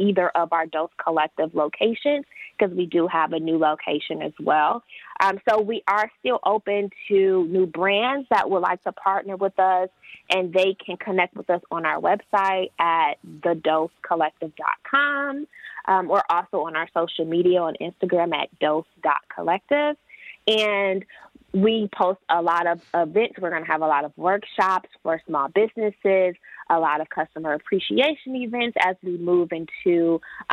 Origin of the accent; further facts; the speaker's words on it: Detroit, Michigan, United States; moved away as an adult; I am from Metro Detroit. I did move away for almost a decade. And I really wanted to come back